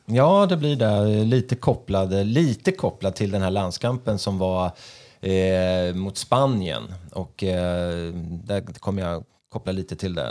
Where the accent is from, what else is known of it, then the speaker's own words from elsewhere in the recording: Sweden; jag är ju svensk själv.